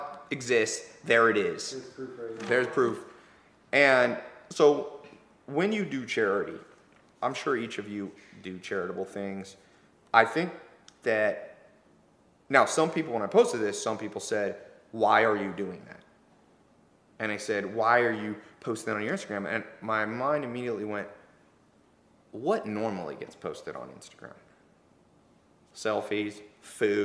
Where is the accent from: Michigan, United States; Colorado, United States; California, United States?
California, United States; Long Beach; I'm from that area. I'm from Long Beach, which is kind of the ghetto